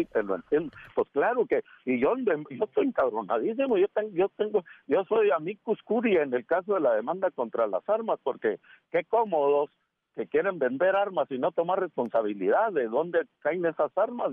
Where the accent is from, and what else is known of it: Mexico; also born or lived in United States